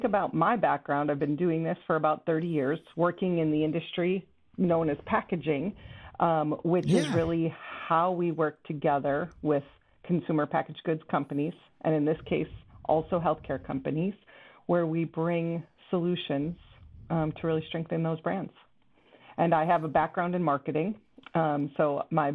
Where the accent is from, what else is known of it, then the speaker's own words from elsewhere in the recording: Chicago, Illinois, United States; also born or lived in Kenosha, Wisconsin; I grew up in the Chicago suburbs. Stayed in Chicago suburbs really until I graduated high school